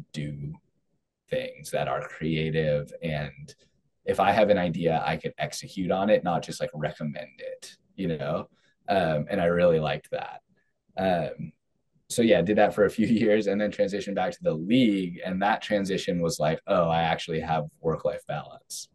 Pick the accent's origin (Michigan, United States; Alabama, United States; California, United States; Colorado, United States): California, United States; I'm from California